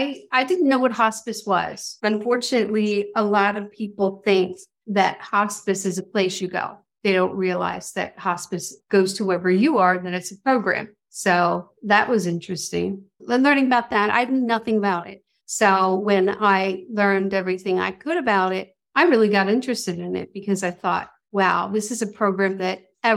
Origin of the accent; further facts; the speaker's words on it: Wilmington, Delaware, United States; also born or lived in South Jersey; Well, I am originally from Wilmington, Delaware, and I moved away to South Jersey for 35 years and then recently moved back.